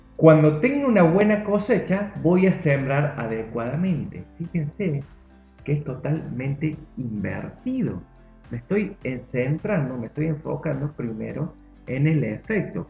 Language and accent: Spanish; Argentina; yo soy argentino